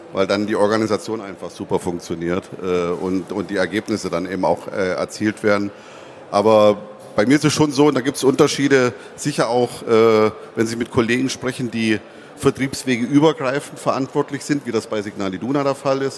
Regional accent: Zittau, Saxony, Germany; accent: hard R of the Zittau region; now in Dortmund, Germany; Das ist also in Sachsen eine Region, wo das R auch so hart gesprochen wird, wie ich das äh, auch kann

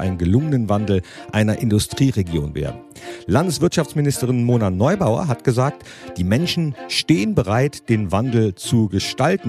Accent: Mönchengladbach, North Rhine-Westphalia, Germany; in meiner Heimatstadt Mönchengladbach

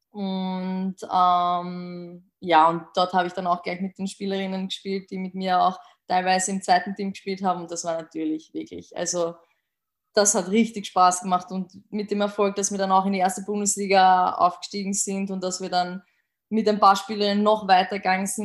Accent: Austria; aus Österreich.

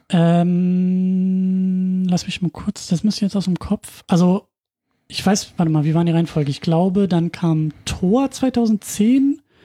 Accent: Husum, Schleswig-Holstein, Germany; moved away; in Husum damals noch geguckt, also in meiner Heimatstadt

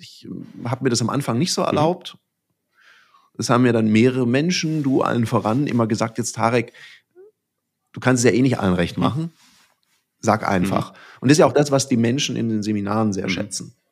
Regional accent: Southern Germany, Germany; im Schwäbischen, ich bin Süddeutscher

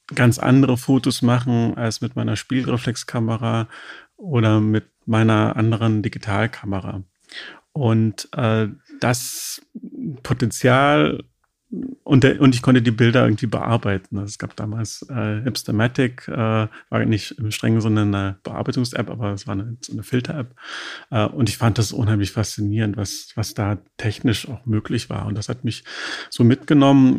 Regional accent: Dresden, Saxony, Germany; moved away as an adult; now in Berlin, Germany; ich lebe seit 1993 in Berlin. Äh, davor komme ich äh, aus Sachsen, mhm. habe in Dresden Abitur gemacht

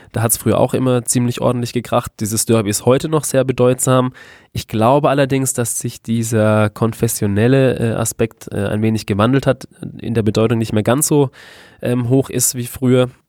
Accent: Baden-Württemberg, Germany; ich komme ja aus dem Südwesten des Landes, äh, aus der Nähe von Karlsruhe, bin deshalb auch als ähm, ja, KSC-Fan sozialisiert worden.

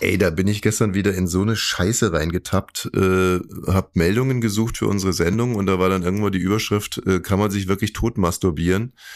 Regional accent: Saxony-Anhalt, Germany; ich komme aus Sachsen-Anhalt

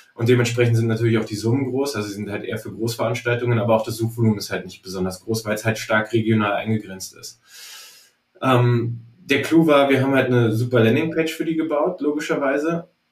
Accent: Berlin, Germany; ich komme übrigens aus Berlin

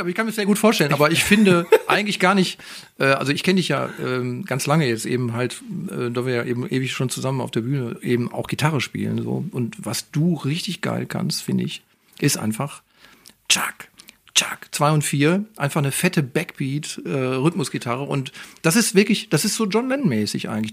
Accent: Moers, North Rhine-Westphalia, Germany; now in Duisburg, Germany; Ich bin eigentlich Mörser, sage ich jetzt mal. Da bin ich aufgewachsen

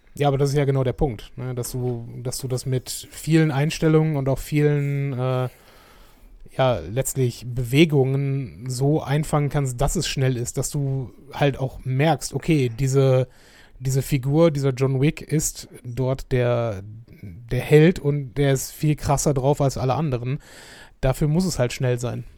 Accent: Schönebeck, Germany; moved away; bei uns in Schönebeck

